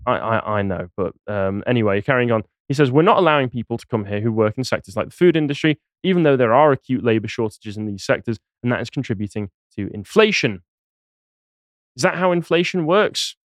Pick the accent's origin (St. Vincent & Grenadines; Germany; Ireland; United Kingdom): United Kingdom; Crewe, North West England; My hometown of Crewe